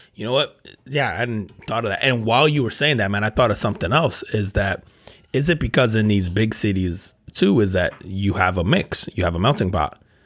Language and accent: English; New Jersey, United States; I grew up, I grew up in Jersey